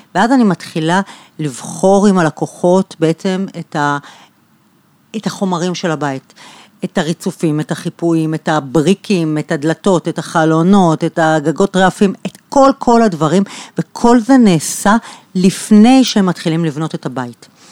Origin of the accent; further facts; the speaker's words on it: Bat Yam, Tel Aviv District, Israel; נולדתי בבת ים, גדלתי שם